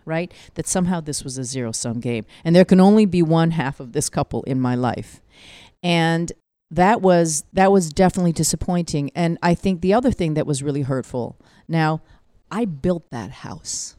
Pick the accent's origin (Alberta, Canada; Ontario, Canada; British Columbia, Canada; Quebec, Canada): British Columbia, Canada; Vancouver; moved away as an adult; now in New York, United States; I'm a child of Korean immigrants, born and raised in Vancouver